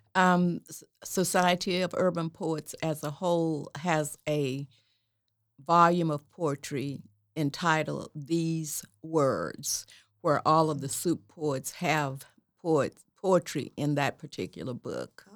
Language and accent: English; Atoka, Oklahoma, United States; I was born and raised in Atoka, Oklahoma